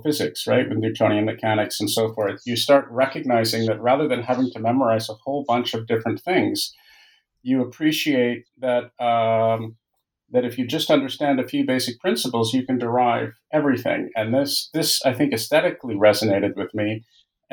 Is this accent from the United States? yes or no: no; Toronto, Ontario, Canada; moved away as an adult; now in France; I'm Canadian. I was born and raised in Toronto